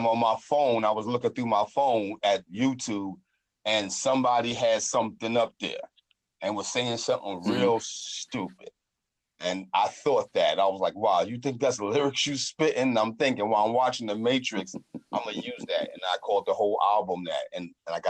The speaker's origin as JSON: {"language": "English", "town": "New York City", "region": "New York", "country": "United States", "tie": "born or raised there", "also_born_or_lived": "Harlem / Brooklyn / Queens / Manhattan", "moved": "as an adult", "lives_now": "New Jersey, United States", "said": "I'm from New York. I can say specifically, but I lived in every borough except for Staten Island. So like, I'm like a native New York."}